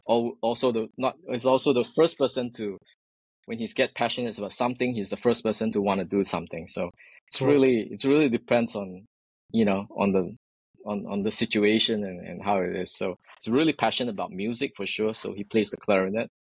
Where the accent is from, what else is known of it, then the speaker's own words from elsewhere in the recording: Singapore; moved away as an adult; now in San Francisco Bay Area, United States; born and raised in Singapore